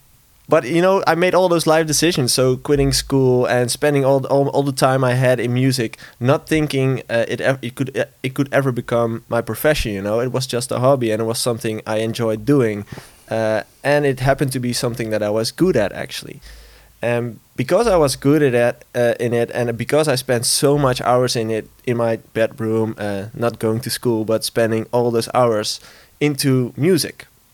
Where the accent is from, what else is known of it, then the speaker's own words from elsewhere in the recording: Tilburg, North Brabant, Netherlands; And he's also from my hometown